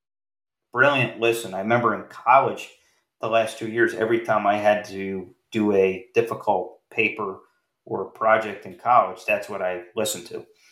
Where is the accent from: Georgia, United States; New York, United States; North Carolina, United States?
New York, United States; Syracuse; moved away; when I lived in Syracuse, you know, my hometown